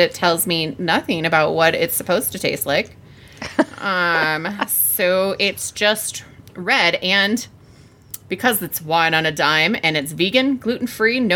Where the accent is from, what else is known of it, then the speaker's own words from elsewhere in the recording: Wisconsin, United States; I'm from Wisconsin.